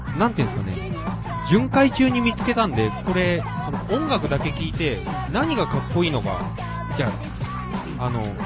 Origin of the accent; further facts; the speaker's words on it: Nagasaki, Japan; now in Tokyo, Japan; 俺は例えば長崎の杉の田舎から出てきてさ